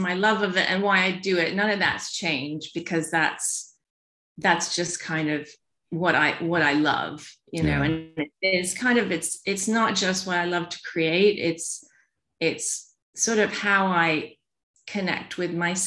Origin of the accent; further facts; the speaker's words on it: New York, United States; moved away as an adult; also born or lived in Louisiana; now in London, United Kingdom; I was born in Louisiana, and then I grew up in New York